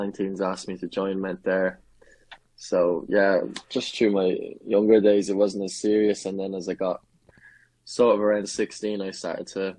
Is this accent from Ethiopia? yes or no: no; Enfield, County Meath, Ireland; I grew up in Enfield in County Meath, so I was quite rural.